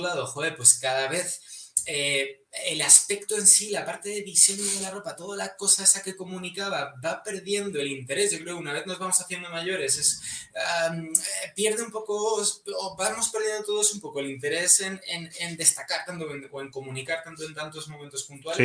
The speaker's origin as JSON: {"language": "Spanish", "town": "Madrid", "region": "Community of Madrid", "country": "Spain", "said": "soy un chico de Madrid"}